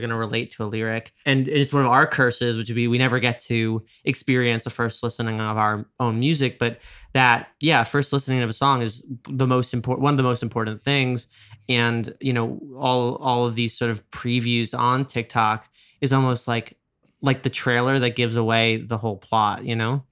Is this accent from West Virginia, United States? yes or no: no; Westchester, New York, United States; I'm from Westchester